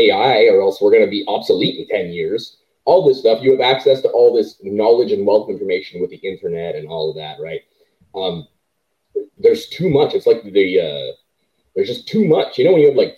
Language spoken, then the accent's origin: English; Canada; as a Canadian